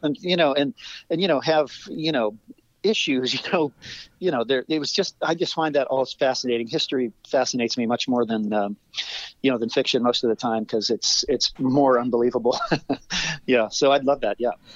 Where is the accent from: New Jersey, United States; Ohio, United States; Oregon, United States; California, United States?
Ohio, United States; moved away as an adult; also born or lived in Cleveland, Ohio / Chicago; I grew up in Ohio mm-hmm. on a mm-hmm. farm